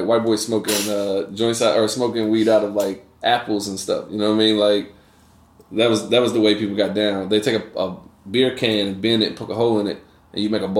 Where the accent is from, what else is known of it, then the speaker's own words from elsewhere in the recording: East Coast, United States; I grew up on the East Coast, and, you know, weed on the East Coast was just weed.